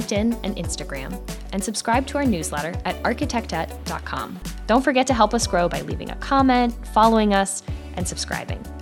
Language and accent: English; Pennsylvania, United States; I'm from Pennsylvania